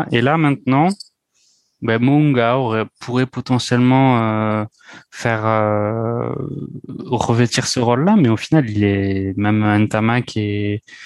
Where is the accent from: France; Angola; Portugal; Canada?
France; nous en tant que Français